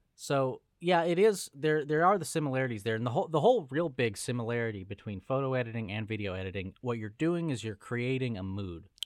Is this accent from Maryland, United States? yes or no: no; Los Angeles, California, United States; born or raised there; moved away